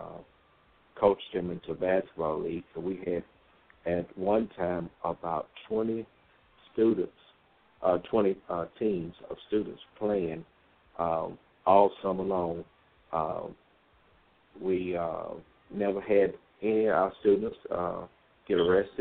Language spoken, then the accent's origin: English; Greenville, South Carolina, United States; also born or lived in Fayetteville, North Carolina; now in Dallas, United States; I'm originally from Fayetteville, Greenville, South Carolina, then migrated to Fayetteville, North Carolina